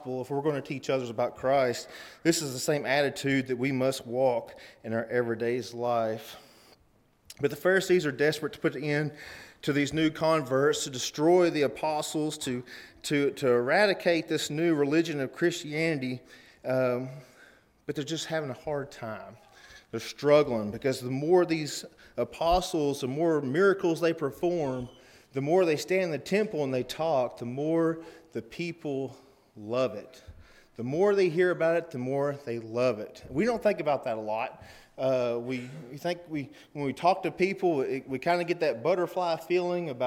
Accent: Cookeville, Tennessee, United States; we're from Cookeville, Tennessee.

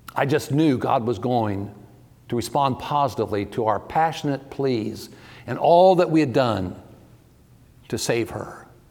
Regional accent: Ohio, United States; also born or lived in Georgia; now in Texas, United States; I'm originally from Ohio

